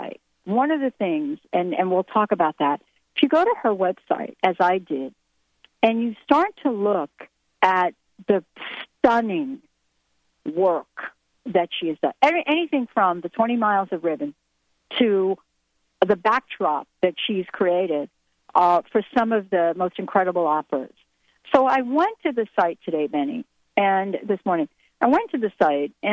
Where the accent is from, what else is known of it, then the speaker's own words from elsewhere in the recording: New York, United States; I grew up in New York, and one of the things that happened to me as a child growing up in the city